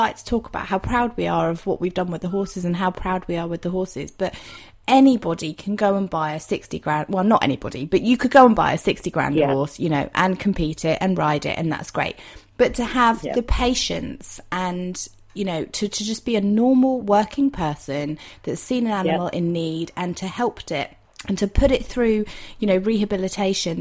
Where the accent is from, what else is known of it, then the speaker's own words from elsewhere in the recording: Dorset, South West England, United Kingdom; I'm from Dorset